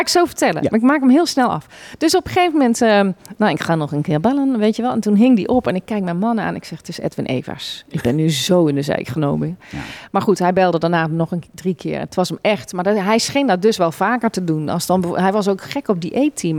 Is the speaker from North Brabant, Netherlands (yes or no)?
yes; Roosendaal, North Brabant, Netherlands; accent: zachte G; zachte G horen ze het nog, dat ik uit Brabant kom